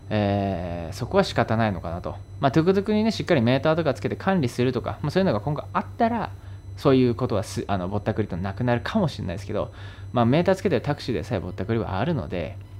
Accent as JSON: {"language": "Japanese", "country": "Japan", "moved": "as an adult", "lives_now": "Thailand"}